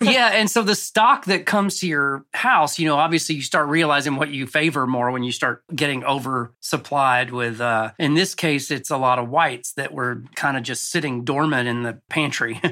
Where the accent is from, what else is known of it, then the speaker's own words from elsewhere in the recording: Cartersville, Georgia, United States; moved away as an adult; also born or lived in Rome, Georgia / Los Angeles; I grew up in North Georgia in a town called Cartersville.